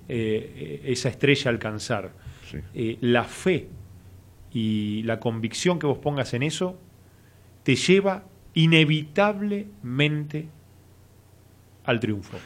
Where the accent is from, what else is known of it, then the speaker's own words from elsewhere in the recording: Argentina; y argentino